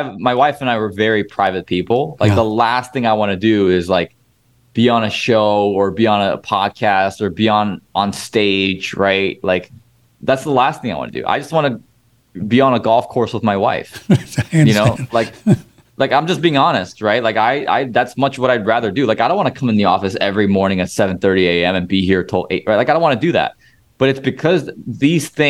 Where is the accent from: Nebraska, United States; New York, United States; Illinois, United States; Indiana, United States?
Illinois, United States; I've done most of my deals here in Illinois, my home state